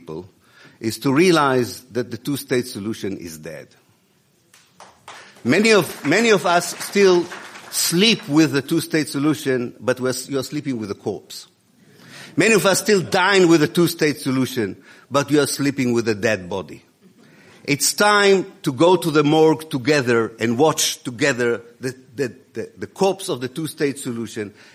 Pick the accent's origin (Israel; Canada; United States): Israel; moved away; also born or lived in Exeter, United Kingdom; I was born in Israel in 1954. I'm a product of the Israeli educational system